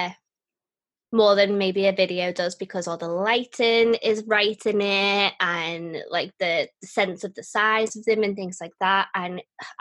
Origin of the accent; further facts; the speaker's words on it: United Kingdom; when I am British